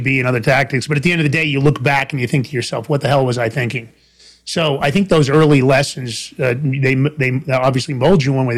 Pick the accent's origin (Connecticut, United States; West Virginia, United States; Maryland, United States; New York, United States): New York, United States; New York City; I grew up in Fordham Road in the Bronx